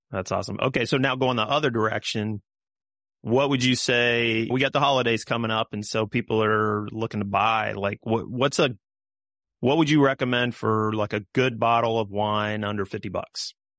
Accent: Kansas, United States; growing up in Kansas

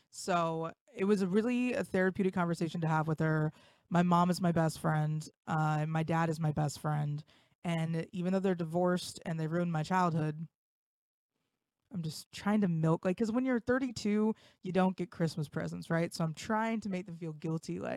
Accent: West Milton, Ohio, United States; North of Dayton, Ohio.

